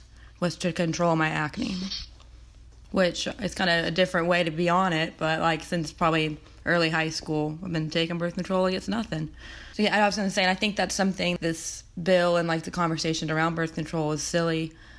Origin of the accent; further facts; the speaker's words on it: Birmingham, Alabama, United States; I'm 24 and I'm from Birmingham, Alabama.